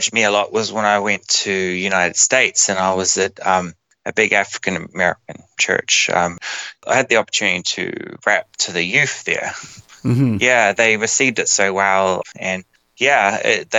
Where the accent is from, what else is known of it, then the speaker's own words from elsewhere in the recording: New Zealand; now in Australia; growing up in New Zealand is a bit different because it's a small country